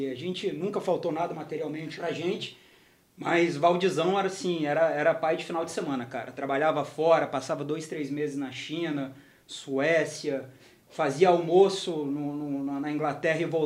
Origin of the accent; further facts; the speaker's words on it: Vitória, Espírito Santo, Brazil; moved away as an adult; also born or lived in Rio de Janeiro / Londrina; Formei na Federal do Espírito Santo, na UFES. A gente é de lá, né?